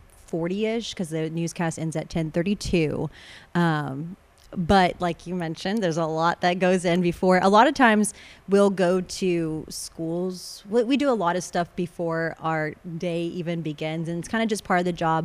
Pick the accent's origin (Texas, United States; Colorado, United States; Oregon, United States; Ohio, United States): Texas, United States; Corpus Christi; also born or lived in Sinton, Texas / Lubbock, Texas / Austin, Texas; I grew up in Corpus up until age probably 14 is when we actually moved to Sinton.